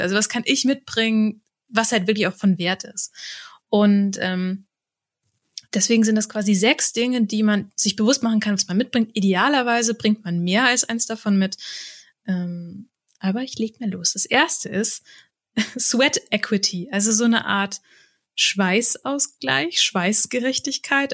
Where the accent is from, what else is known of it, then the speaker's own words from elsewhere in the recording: Rheingau, Hesse, Germany; im Rheingau, da wo ich herkomme